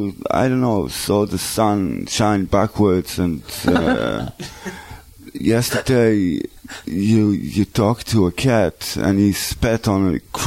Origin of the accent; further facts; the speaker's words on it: Beit She'an, Northern District, Israel; I was born in Beit Shan.